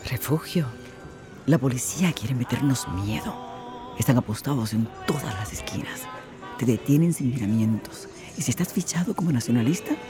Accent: Puerto Rico; Quiero mantener mi cultura y mi idioma. Nosotros somos puertorriqueños y pensamos como tal.

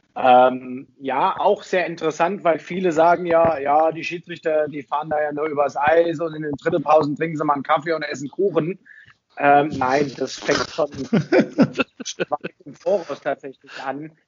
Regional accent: Kronberg im Taunus, Hesse, Germany; also born or lived in Fulda; now in Bad Nauheim, Germany; gebürtig aus Fulda, aufgewachsen im schönen Taunus, in Kronberg im Taunus. Also auch wasch äh, waschechter Hesse

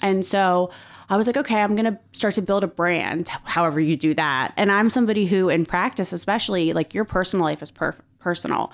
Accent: Philadelphia, Pennsylvania, United States; I am an East Coast girl. I grew up in Philadelphia

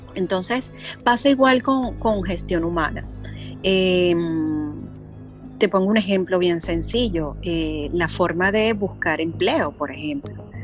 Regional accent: Venezuela; moved away as an adult; now in Panama; soy venezolana, eh, radicada hace cinco años en Panamá

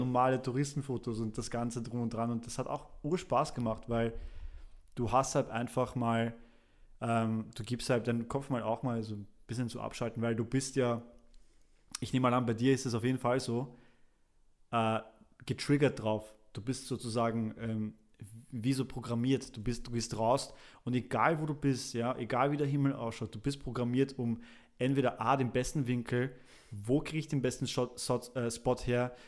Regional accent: Vienna, Austria; also born or lived in Poland; ich kam mit relativ jungen Jahren nach Wien und dann von da und bin ich jetzt quasi hier aufgewachsen

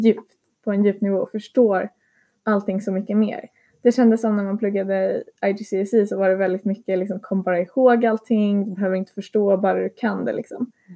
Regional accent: Sweden; also born or lived in Lithuania; jag är en svensk elev

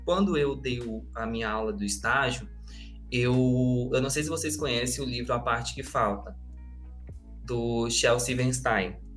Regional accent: Acre, Brazil; Eu sou do Acre e curso letras na, na Federal de lá

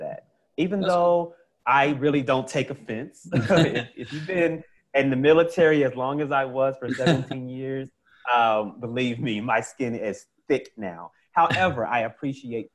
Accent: Oklahoma City, Oklahoma, United States; I grew up in Oklahoma City, Oklahoma, in the United States

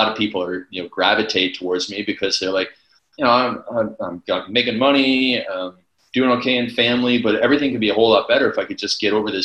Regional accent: Canada; I'm from Canada

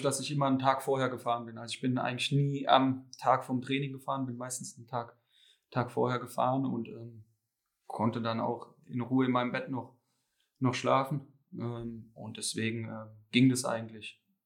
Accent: Hesse, Germany

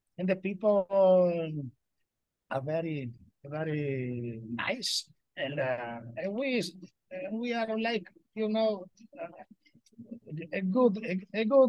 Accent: Trieste, Friuli-Venezia Giulia, Italy; I'm from Trieste in Friuli Venezia Giulia

